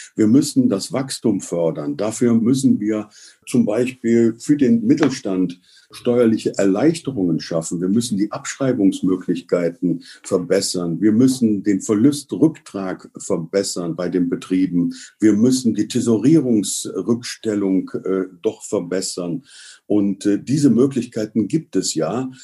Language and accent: German; Cologne, North Rhine-Westphalia, Germany; uns als Kölner